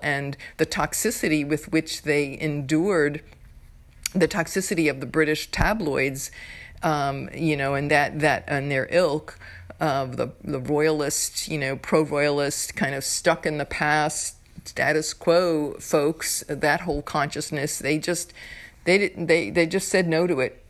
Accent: New York, United States; I'm from New York.

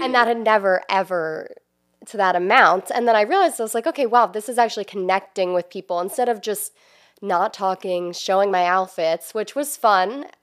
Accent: New Jersey, United States; moved away as an adult; now in Maryland, United States; I'm originally from South Jersey. I ended up here because I went to University of Maryland, and then I just stayed in the area.

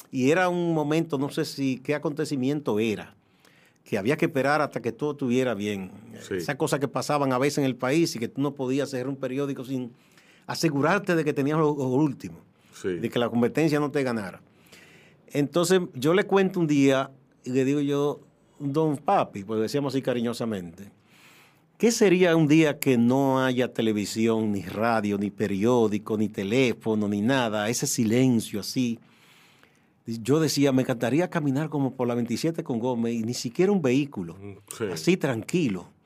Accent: San Francisco de Macorís, Duarte, Dominican Republic; moved away as an adult; now in Santo Domingo, Dominican Republic; Mi papá era de Santiago, mi mamá de San Francisco, pero terminamos viviendo, aunque tuvimos breve tiempo en Santiago, en San Francisco

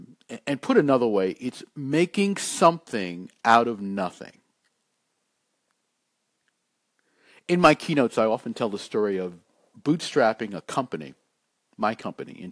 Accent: New York City, New York, United States; When I was growing up in Brooklyn, New York

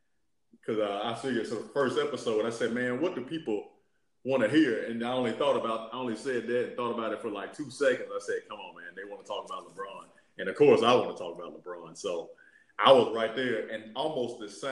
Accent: Yemen; I'm from Yemen.

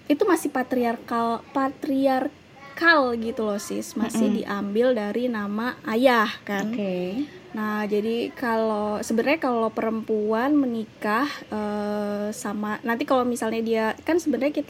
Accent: Jakarta, Indonesia; karena selama ini aku pribadi besar di Pulau Jawa lahir di Jakarta

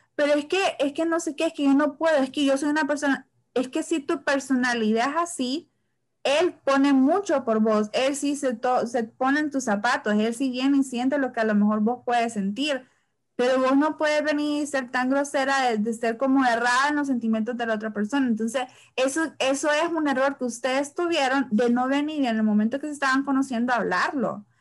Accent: San Pedro Sula, Cortés, Honduras; yo soy de San Pedro

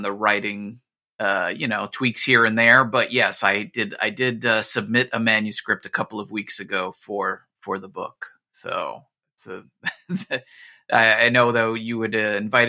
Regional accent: New Jersey, United States; I grew up in New Jersey, where, you know, we were getting the local like Fox New York stations

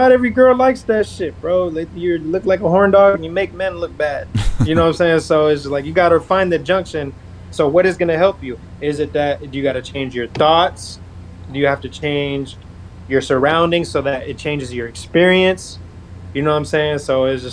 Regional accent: North Las Vegas, Nevada, United States; I grew up in Northtown, Las Vegas

